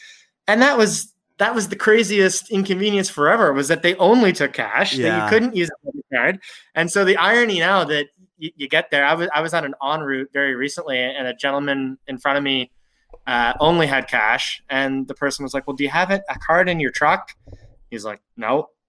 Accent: Fredericton, New Brunswick, Canada; In my hometown of Fredericton, New Brunswick

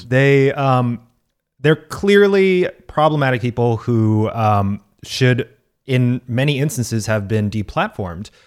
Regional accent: Texas, United States; my home state of Texas.

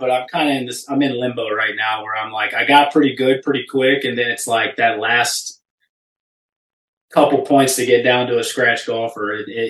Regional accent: Memphis, Tennessee, United States; I grew up in Memphis, which in my opinion is Ole Miss country.

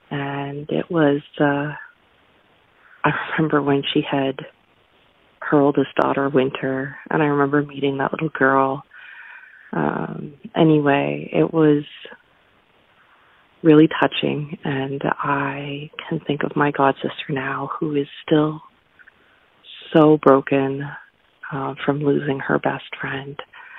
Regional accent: London, Ontario, Canada; this doesn't need to go on the show, but I grew up in London, Ontario.

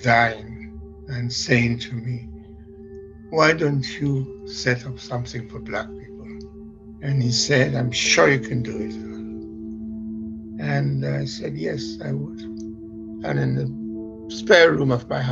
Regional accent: Sierra Leone; now in London, United Kingdom; I am from Sierra Leone, and I went back to do a job there in the broadcasting

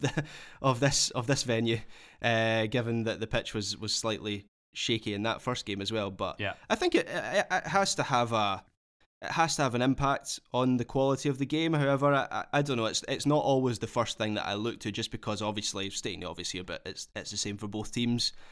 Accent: Scotland, United Kingdom; as a Scot

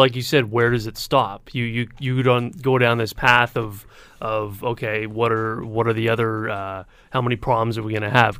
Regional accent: Hamilton, Ontario, Canada; I grew up on the mountain

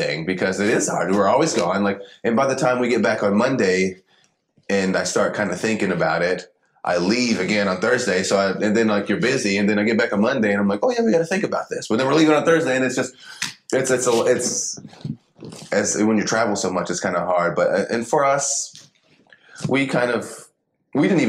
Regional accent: Paducah, Kentucky, United States; I'm from Paducah, Kentucky

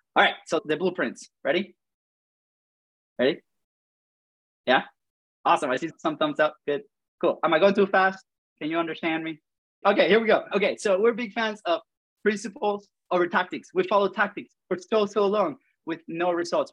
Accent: Venezuela; accent: funny; moved away; I have a funny accent. So if you haven't noticed, I'm from Venezuela

